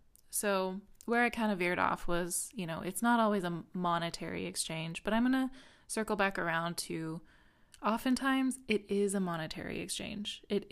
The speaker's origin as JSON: {"language": "English", "region": "Midwest", "country": "United States", "tie": "born or raised there", "said": "that was definitely it for me as a woman growing up in the Midwest."}